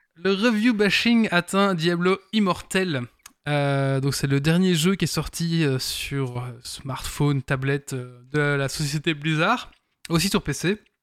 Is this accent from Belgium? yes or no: yes; Belgium; je suis belge